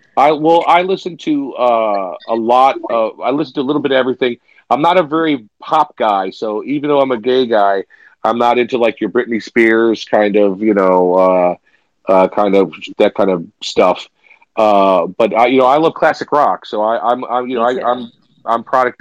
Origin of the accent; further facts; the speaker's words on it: Chicago, Illinois, United States; moved away as an adult; now in New York, United States; I'm born and raised in Chicago